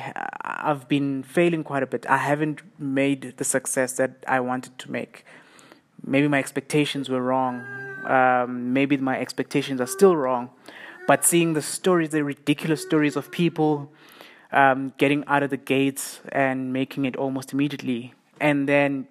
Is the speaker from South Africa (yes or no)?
yes; Siyabuswa, Mpumalanga, South Africa; the township I grew up in here in South Africa. It's called Siyabuswa